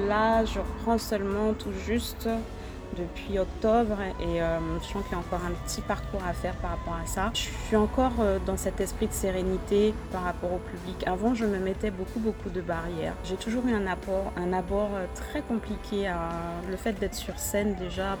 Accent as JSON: {"language": "French", "country": "Guadeloupe", "said": "en tant que femme, en tant que Guadeloupéenne"}